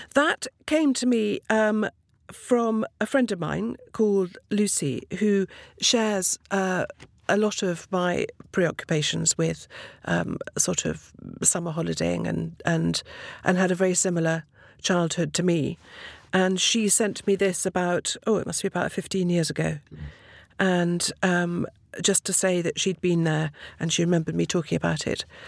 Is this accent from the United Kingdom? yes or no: yes; Twickenham, London, United Kingdom; I was brought up in Twickenham